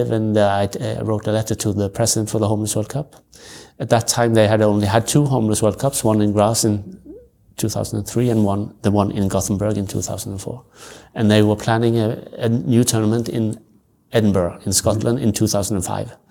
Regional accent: Norway; also born or lived in other countries; I'm I grew up in the Salvation Army. My parents they were officers in the Salvation Army, so I moved around in Norway and other countries also with them

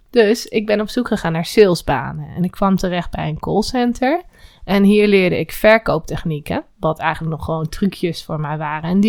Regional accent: Velp, Gelderland, Netherlands; born there; also born or lived in Utrecht; Ik ben geboren in Velp, in de gemeente Reden. Ik heb verder helemaal niks met Velp.

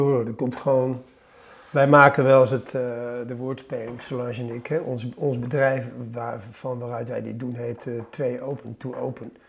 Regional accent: The Hague, South Holland, Netherlands; Ik had mijn jeugd in Den Haag

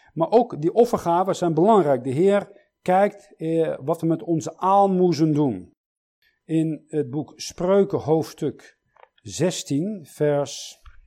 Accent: Switzerland; Ik zeg, uit Zwitserland

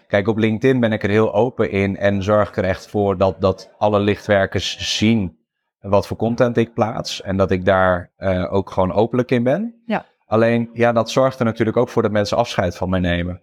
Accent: Friesland, Netherlands; ik ben geboren en getogen in Friesland

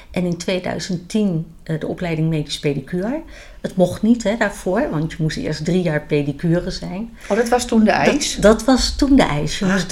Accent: The Hague, South Holland, Netherlands; now in Oosterhout, Netherlands; Ik kom van origine uit Den Haag, geboren en getogen. En woon sinds 1999 in Oosterhout.

